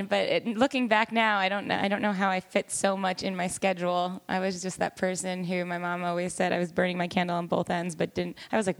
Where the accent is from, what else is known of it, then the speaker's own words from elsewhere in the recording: Long Island, New York, United States; where are you from? And I'm like, Long Island